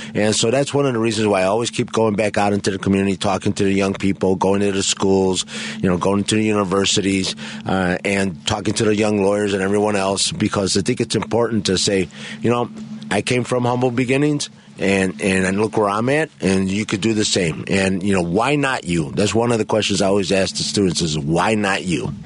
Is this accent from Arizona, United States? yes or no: no; Chicago, Illinois, United States; I grew up in the Pilsen Bridgeport neighborhood